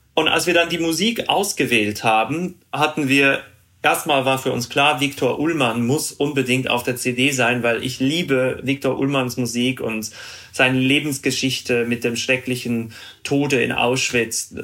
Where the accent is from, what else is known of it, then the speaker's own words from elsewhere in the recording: Zurich, Switzerland; first language Swiss German; German is a second language; moved away as an adult; also born or lived in Bremen / New York; ich bin ja in Zürich groß geworden und da lernen wir, also unsere Muttersprache ist Schweizerdeutsch.